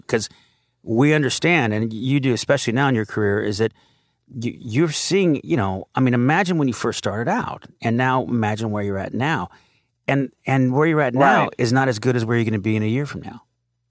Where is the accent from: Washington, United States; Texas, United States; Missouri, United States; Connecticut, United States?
Connecticut, United States; born there; I was born in Connecticut.